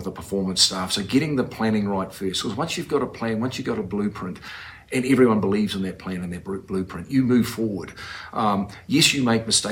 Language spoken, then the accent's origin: English; New Zealand; moved away as an adult; now in Utah, United States; growing up in New Zealand